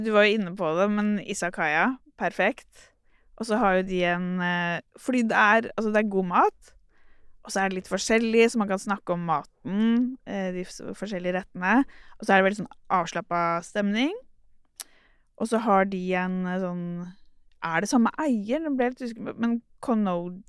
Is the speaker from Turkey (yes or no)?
yes; Turkey; now in Oslo, Norway; Jeg er jo opprinnelig fra Tyrkia